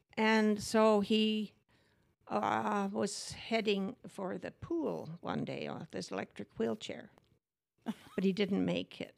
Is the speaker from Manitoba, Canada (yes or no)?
yes; Manitoba, Canada; I grew up in Surrus, Manitoba